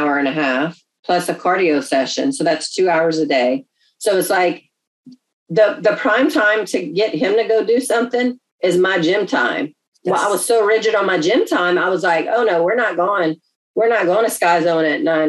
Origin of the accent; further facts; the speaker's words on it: Louisiana, United States; We're from Louisiana